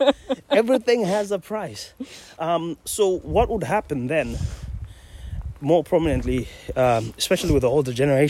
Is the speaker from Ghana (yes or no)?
no; Zimbabwe; now in Scotland; I'm from Zimbabwe originally, but now I'm the most Scottish man alive.